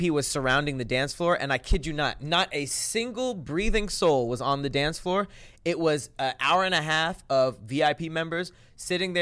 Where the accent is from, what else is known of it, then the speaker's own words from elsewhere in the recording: Los Angeles, California, United States; I'm from Los Angeles